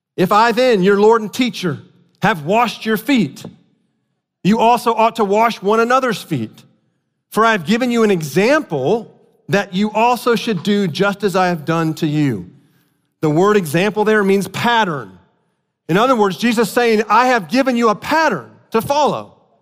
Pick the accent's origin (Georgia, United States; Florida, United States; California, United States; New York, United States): Florida, United States; South; moved away; I grew up in South Florida.